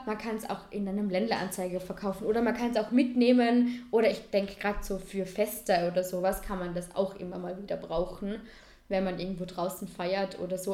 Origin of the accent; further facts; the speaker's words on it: Vorarlberg, Austria; als Vorarlberger